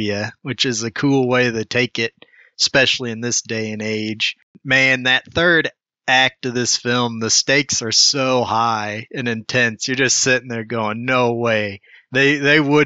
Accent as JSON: {"language": "English", "country": "United States", "said": "as an American"}